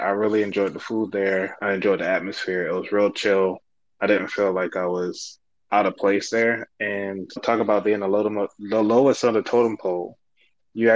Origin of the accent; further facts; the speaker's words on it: Baltimore, Maryland, United States; I'm from Baltimore